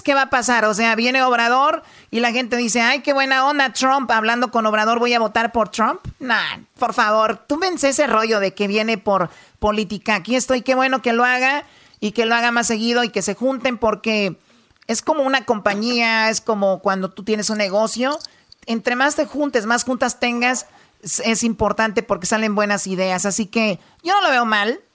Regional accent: Mexico; yo soy mexicana

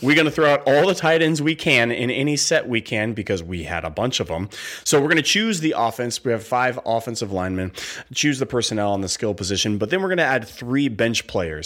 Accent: West Coast, United States; Growing up on the West Coast

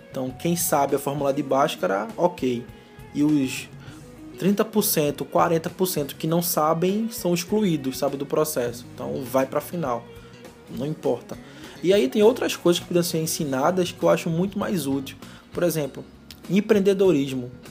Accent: Recife, Pernambuco, Brazil; eu sou de Recife

